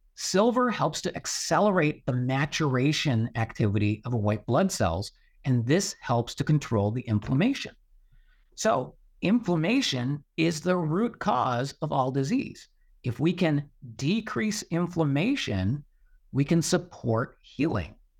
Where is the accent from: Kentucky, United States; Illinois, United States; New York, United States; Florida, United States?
New York, United States; Buffalo; I grew up in Western New York, so, uh, near Buffalo, New York